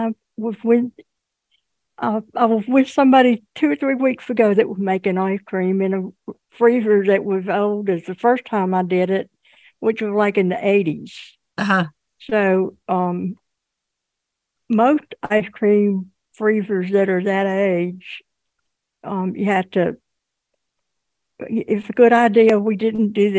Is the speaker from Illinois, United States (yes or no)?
no; Mississippi, United States